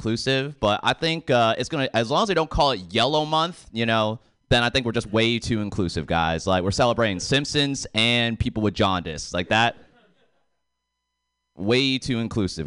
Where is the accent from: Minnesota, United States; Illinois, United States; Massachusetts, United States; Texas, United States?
Massachusetts, United States; Boston; also born or lived in Bay Area; now in San Francisco Bay Area, United States; I'm from Boston originally